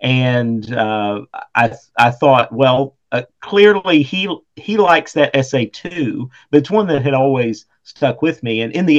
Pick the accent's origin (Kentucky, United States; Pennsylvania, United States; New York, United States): Kentucky, United States; Eastern; also born or lived in Lexington, Kentucky; I'm from Eastern Kentucky, and we've got, you know, the whole mountain foothills, pretty scenery there.